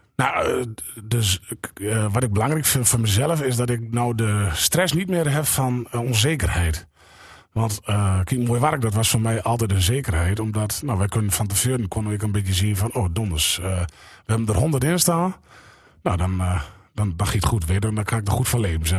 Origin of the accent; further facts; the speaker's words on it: Bargeres, Drenthe, Netherlands; accent: Drents; also born or lived in Smallingerland, Friesland / Donkerbroek / Oosterwolde; toen op mijn derde naar Bargeres.